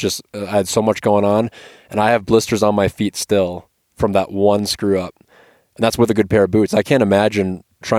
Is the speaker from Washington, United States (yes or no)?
no; Minnesota, United States; I'm from Minnesota